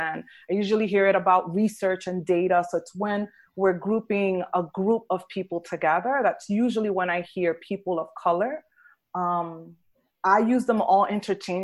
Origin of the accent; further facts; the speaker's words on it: New York City, New York, United States; moved away as an adult; also born or lived in Tennessee; now in Tampa, United States; I grew up in New York City, and Black people were referred to as African-American. And then I moved to Tennessee